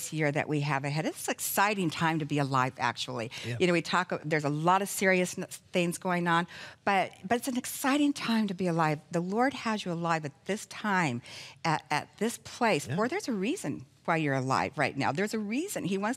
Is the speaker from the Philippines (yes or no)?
no; Phoenix, Arizona, United States; I was born and raised in Phoenix, Arizona